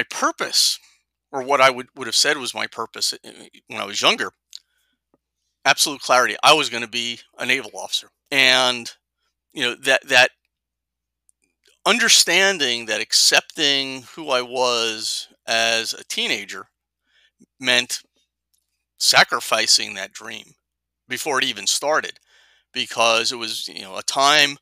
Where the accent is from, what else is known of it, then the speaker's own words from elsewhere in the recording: Jersey City, New Jersey, United States; I grew up in Jersey City, New Jersey, blue collar background.